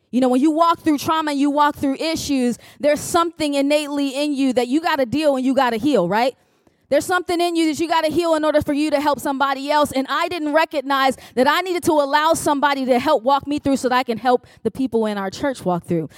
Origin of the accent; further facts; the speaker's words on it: Chicago, Illinois, United States; now in Richmond, United States; I am originally from Chicago, Illinois